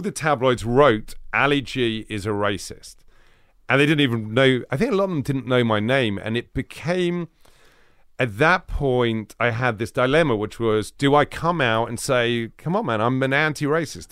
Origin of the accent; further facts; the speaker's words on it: London, United Kingdom; I grew up in northwest London